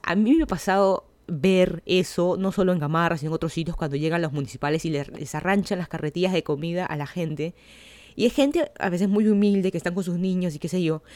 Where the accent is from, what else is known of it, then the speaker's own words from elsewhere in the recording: Lima, Peru; moved away as an adult; now in Miami, United States; yo soy de Lima, Perú